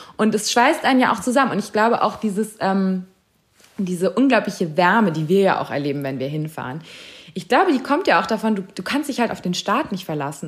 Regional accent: Germany; ich bin in Deutschland geboren

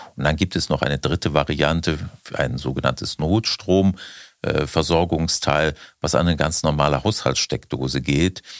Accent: Germany; wir in Deutschland

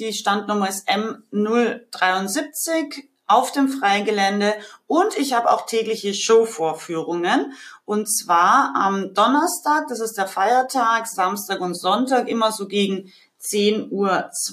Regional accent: Austria; aus meinem Heimatland Österreich

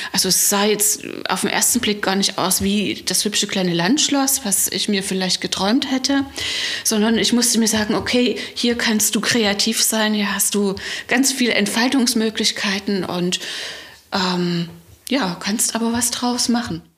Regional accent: Leipzig, Saxony, Germany; moved away as an adult; now in Pitschen, Germany; Ich komme aus Leipzig, bin gebürtige Leipzigerin und habe mein ganzes Leben dort verbracht

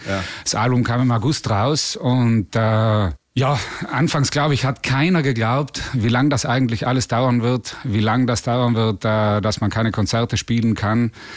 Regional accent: South Tyrol, Trentino-Alto Adige, Italy; wir kommen ja aus Südtirol, also aus Italien

